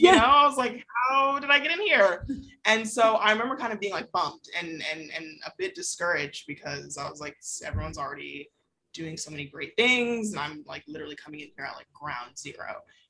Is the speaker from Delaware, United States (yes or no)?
no; Atlanta, Georgia, United States; I grew up in Atlanta. Born and raised.